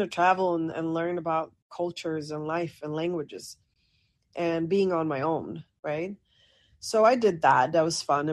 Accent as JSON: {"language": "English", "country": "Sweden", "tie": "born or raised there", "said": "grew up, born and raised in Sweden. Parents are Moroccan, so I'm North African."}